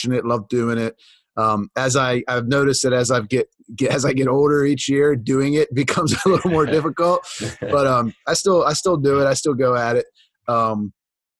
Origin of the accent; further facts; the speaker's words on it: just east of Pittsburgh, Pennsylvania, United States; I grew up in Pennsylvania, just east of Pittsburgh, Pennsylvania. I still live there for the most part.